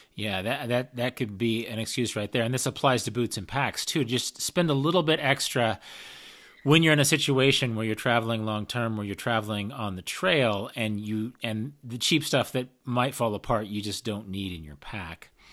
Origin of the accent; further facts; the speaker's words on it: United States; Being an American hiker by, by nature